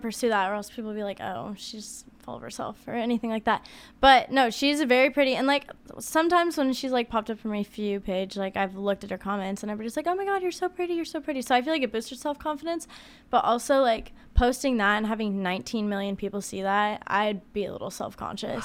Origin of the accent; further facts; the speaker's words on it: Olympia, Washington, United States; moved away as an adult; I grew up in Olympia, Washington. I've lived there my whole life